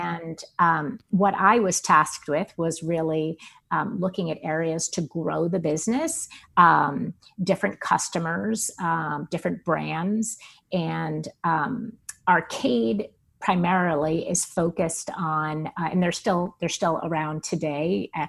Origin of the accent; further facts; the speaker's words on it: East Coast, United States; I was from the East Coast. I lived in the East Coast. I lived in New York, and I had no intention on ever leaving.